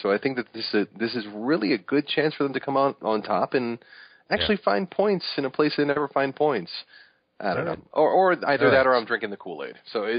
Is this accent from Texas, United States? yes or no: no; New York, United States; being a New Yorker.